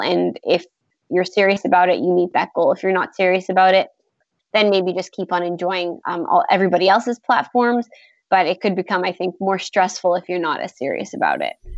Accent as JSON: {"language": "English", "town": "Toronto", "region": "Ontario", "country": "Canada", "said": "I'm from Toronto"}